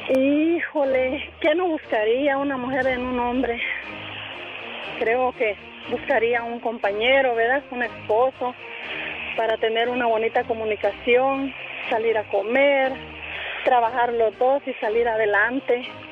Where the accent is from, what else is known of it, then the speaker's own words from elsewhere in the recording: Guatemala; moved away as an adult; De Guatemala.